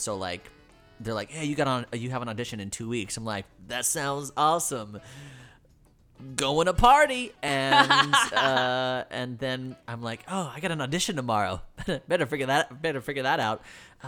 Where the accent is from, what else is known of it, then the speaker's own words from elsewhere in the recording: New York, United States; also born or lived in Davenport, Florida; I'm from New York, but I went to Davenport, and my school was in Lakeland, and it's a 45-minute drive.